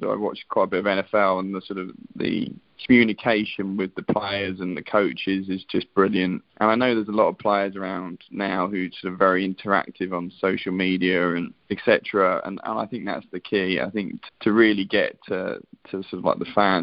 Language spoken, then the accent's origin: English; England, United Kingdom; as an Englishman